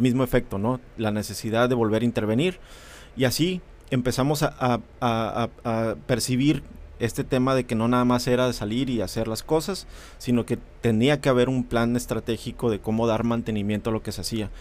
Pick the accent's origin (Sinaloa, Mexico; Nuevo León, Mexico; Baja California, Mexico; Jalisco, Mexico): Baja California, Mexico; Mexicali; also born or lived in Reynosa / San Luis Río Colorado; soy de Mexicali, nací en Mexicali